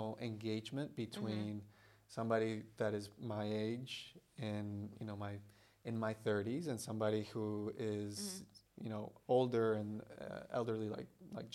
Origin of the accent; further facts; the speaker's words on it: Bolivia; also born or lived in Brazil; now in United States; I was born in Brazil. I was raised in Bolivia